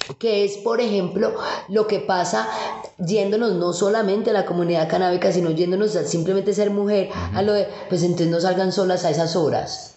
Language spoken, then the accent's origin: Spanish; Colombia; nosotros como colombianos